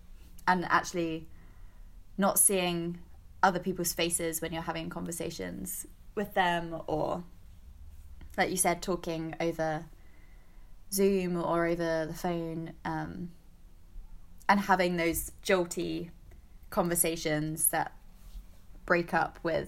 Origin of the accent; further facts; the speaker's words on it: England, United Kingdom; now in Baltimore, United States; I am from the South Coast of England.